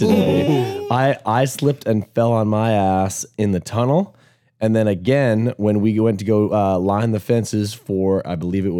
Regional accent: Canada; I'm from Canada

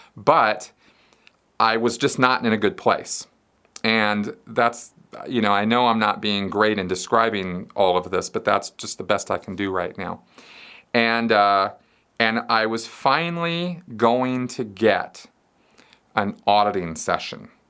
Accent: Pasadena, California, United States; I grew up in Pasadena, California

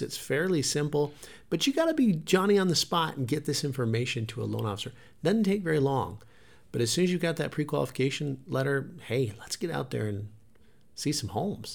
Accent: Montana, United States; moved away; we came from Montana. We were raised on forty-five acres.

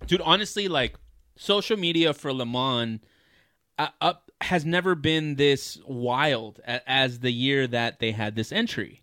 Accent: United States; I'm American.

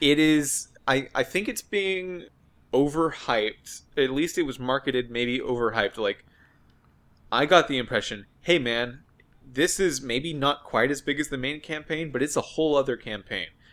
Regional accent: United States; as an American

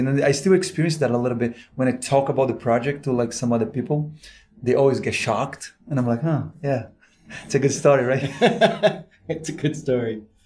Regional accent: Brazil; now in United States; I'm from Brazil, actually, working here in the States.

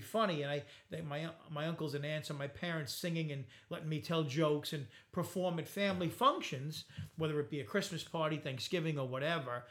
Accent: Bay Shore, New York, United States; I grew up in Bayshore

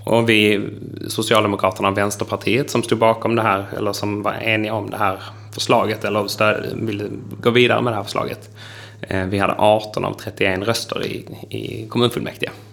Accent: Trelleborg, Skåne, Sweden; accent: Scanian; now in Älvsbyn, Sweden; jag pratar skånska för att jag är född i Trelleborg, eh, har vuxit upp på landsbygden utanför Trelleborg men bor nu i Älvsbyn i Norrbotten.

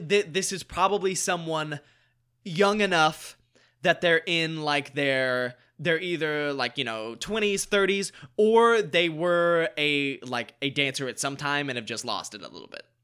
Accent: North Carolina, United States; moved away as an adult; now in Los Angeles, United States; grew up in North Carolina, went to college in North Carolina, came out here pursuing acting careers

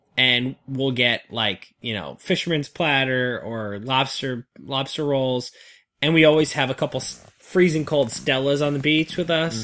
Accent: New England, United States; the beaches I grew up on in the New England area

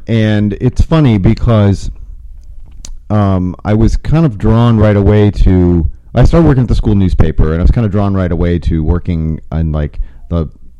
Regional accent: Toledo, Ohio, United States; I remember, yeah, the radio in Toledo was very mainstream.

